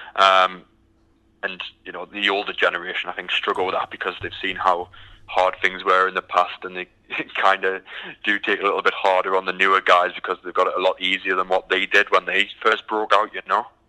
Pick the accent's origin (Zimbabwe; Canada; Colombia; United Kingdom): United Kingdom; moved away as an adult; now in Houston, United States; originally, I'm, um, as you can tell by the accent, I'm from the from the UK